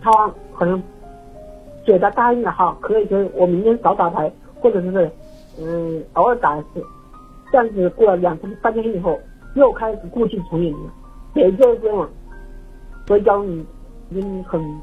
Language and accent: Chinese; Wuhan, Hubei, China; accent: Wuhan dialect; 我说武汉话